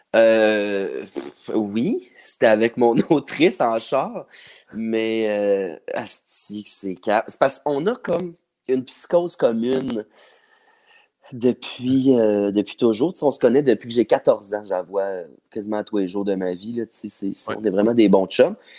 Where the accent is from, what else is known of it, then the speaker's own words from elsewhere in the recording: Saint-Jean-sur-Richelieu, Quebec, Canada; moved away as an adult; Je viens de Saint-Jean-sur-Richelieu